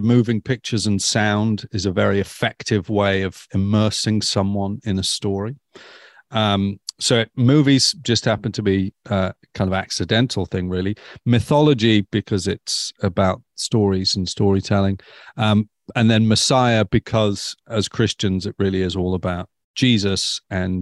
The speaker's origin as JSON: {"language": "English", "area": "near Stoke-on-Trent", "region": "West Midlands", "country": "United Kingdom", "tie": "born or raised there", "moved": "yes", "lives_now": "Eastbourne, United Kingdom", "said": "I grew up in Narnia. You can find it just off the M6 near Stoke-on-Trent"}